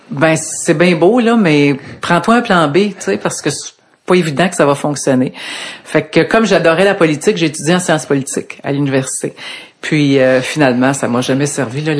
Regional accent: Laval, Quebec, Canada; also born or lived in Ottawa / Montreal; Je suis native de Laval. OK. Je, suis né là et euh, j'ai vécu là pas mal toute ma vie, sauf quand j'ai commencé à travailler. Je suis allé deux ans à Ottawa

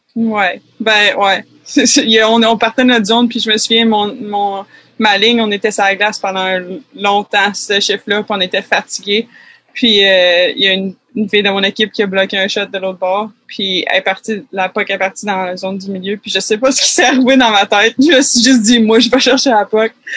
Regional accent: Quebec City, Quebec, Canada; moved away as an adult; also born or lived in Vanier / Saint-Émile; je viens de Québec, Québec

